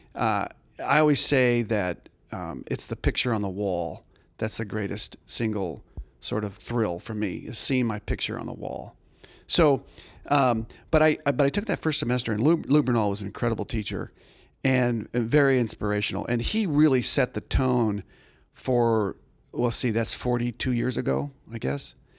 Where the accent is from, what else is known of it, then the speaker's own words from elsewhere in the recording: Tucson, Arizona, United States; I grew up in Tucson, Arizona